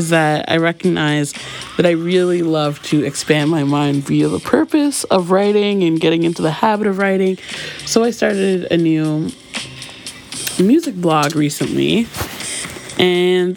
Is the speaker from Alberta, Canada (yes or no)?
no; Toronto, Ontario, Canada; my Toronto girl heart